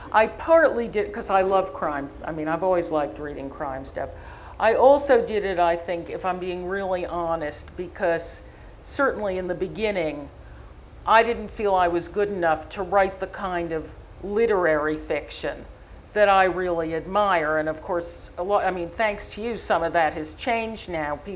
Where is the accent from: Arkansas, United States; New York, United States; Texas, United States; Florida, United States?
New York, United States; New York City; listen, I'm a lefty from Greenwich Village. I've never seen a gun.